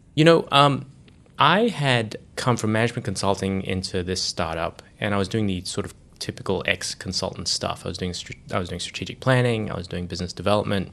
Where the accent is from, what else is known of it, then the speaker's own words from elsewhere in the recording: Australia; moved away as an adult; also born or lived in Sydney / Johannesburg; I grew up in Australia